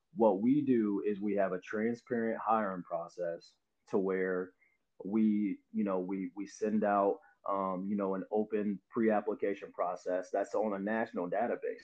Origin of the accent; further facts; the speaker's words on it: Avon, Indiana, United States; also born or lived in Louisville, Kentucky; I grew up in Avon. Um, you know, I came here from Louisville, Kentucky in second grade